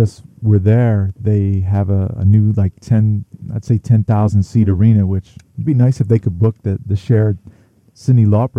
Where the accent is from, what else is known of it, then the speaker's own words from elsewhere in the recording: Bridgeport, Connecticut, United States; You went to Bridgeport, Connecticut, which is my hometown.